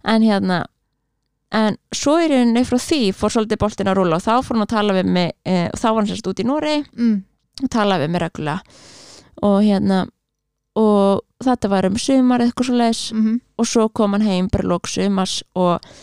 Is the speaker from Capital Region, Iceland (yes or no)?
yes; Reykjavík, Capital Region, Iceland; ég er alveg upp í Reykjavík, já. í Árbænum